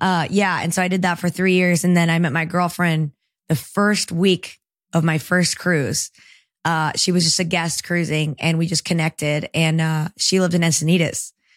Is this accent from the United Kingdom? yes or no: no; El Salvador; born there; Well, my love for the ocean actually came from where I was born in El Salvador